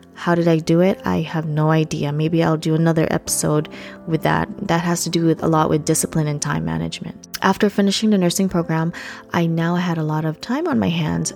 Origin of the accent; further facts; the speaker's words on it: Philippines; English is a second language; moved away; I was born and raised in the Philippines.